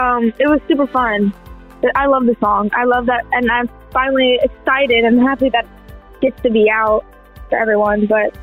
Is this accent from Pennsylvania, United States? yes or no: no; Nashville, Tennessee, United States; I'm from Nashville, Tennessee.